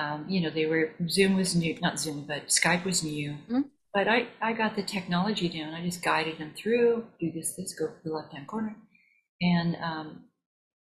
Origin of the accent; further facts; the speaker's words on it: Missouri, United States; That was another part of our life growing up in Missouri